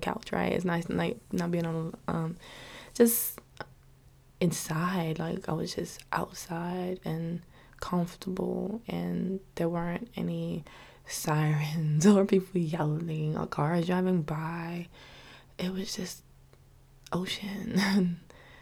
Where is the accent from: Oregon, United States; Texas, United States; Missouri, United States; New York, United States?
New York, United States; New York City; Living in New York City, growing up in New York City